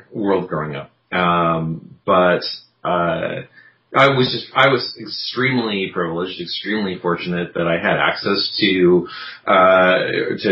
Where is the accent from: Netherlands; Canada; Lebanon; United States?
Canada; Vancouver, British Columbia; also born or lived in Victoria, British Columbia; Little university town in Victoria, and then growing up on the North Shore of Vancouver